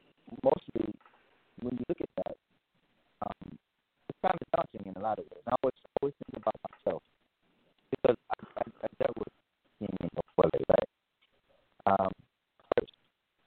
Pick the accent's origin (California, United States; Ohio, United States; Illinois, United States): California, United States; Richmond; also born or lived in Oakland; I grew up born in Oakland, raised in Richmond, came back to Oakland, left the country for a while, and came back out to the Bay